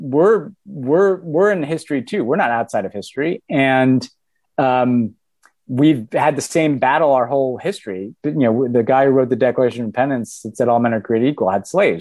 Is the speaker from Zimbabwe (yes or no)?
no; United States; I'm the American character.